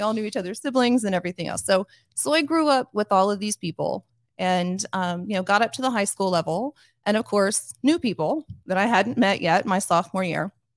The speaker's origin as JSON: {"language": "English", "town": "Grandview", "region": "Missouri", "country": "United States", "tie": "born or raised there", "said": "my hometown, uh, to give you just a little bit of, of background, Grandview, Missouri is kind of a working class suburb of Kansas City. And I went to school with basically the same people from kindergarten all the way up to high school"}